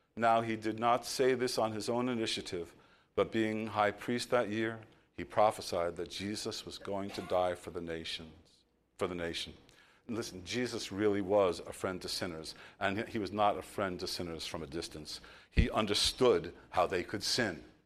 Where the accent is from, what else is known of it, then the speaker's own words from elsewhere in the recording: New York, United States; I'm from New York